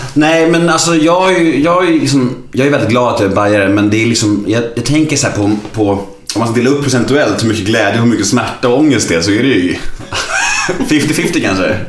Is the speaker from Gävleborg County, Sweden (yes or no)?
no; Stockholm, Stockholm County, Sweden; jag är född på Södermalm och uppvuxen på Söderstadion